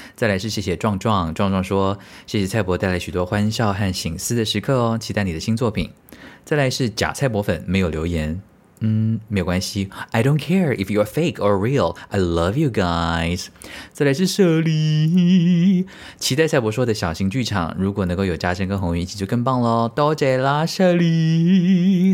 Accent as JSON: {"language": "Chinese", "country": "Taiwan", "said": "身为台湾人"}